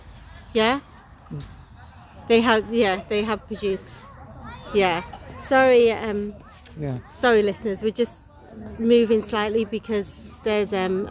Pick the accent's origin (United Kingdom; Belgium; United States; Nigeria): United Kingdom; Manchester, North West England; I'm from Manchester.